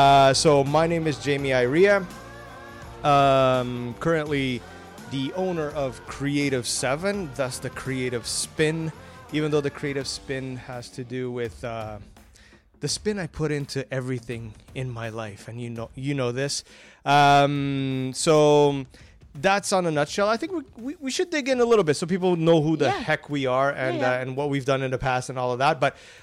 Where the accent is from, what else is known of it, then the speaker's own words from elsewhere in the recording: Toronto, Ontario, Canada; We should also say that we're from Toronto